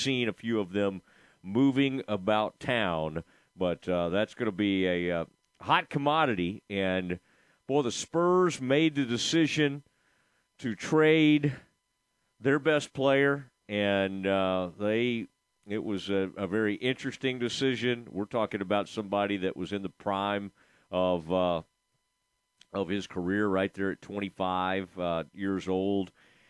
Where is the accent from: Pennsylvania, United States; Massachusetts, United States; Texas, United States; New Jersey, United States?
Texas, United States; Dallas–Fort Worth Metroplex; now in Waco, United States; I grew up in the Metroplex area